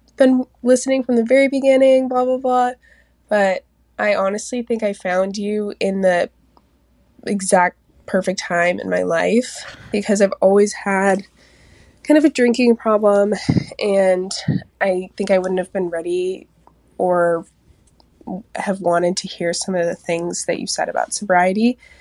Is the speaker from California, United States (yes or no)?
no; Seattle, Washington, United States; I'm twenty-four. I'm from Seattle